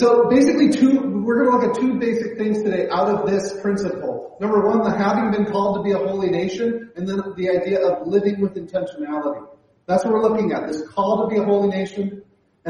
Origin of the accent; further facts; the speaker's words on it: United States; moved away as an adult; now in Canada; I'm from the States, and when I immigrate to Canada